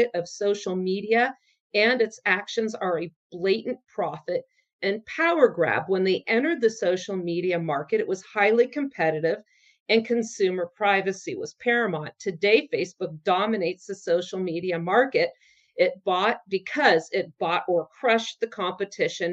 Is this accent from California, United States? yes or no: yes; Silicon Valley, California, United States; moved away; I'm from Silicon Valley originally